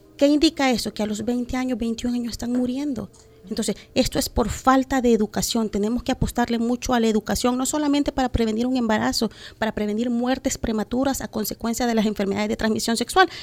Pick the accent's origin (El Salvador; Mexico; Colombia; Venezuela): El Salvador; como eh, salvadoreños